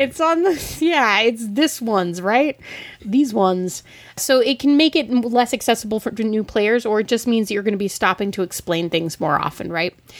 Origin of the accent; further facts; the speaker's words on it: Denver, Colorado, United States; I'm from the Mile High City